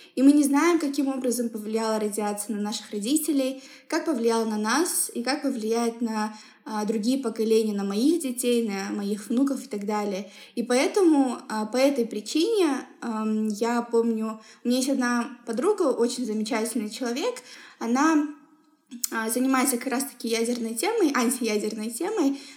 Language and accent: Russian; Semey, Abai Region, Kazakhstan; мы все росли в Семипалатинске